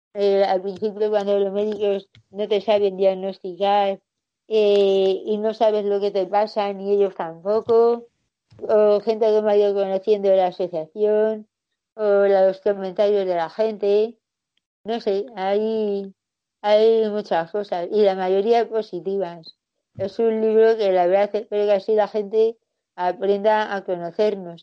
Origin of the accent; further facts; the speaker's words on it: Getafe, Community of Madrid, Spain; Yo soy de Getafe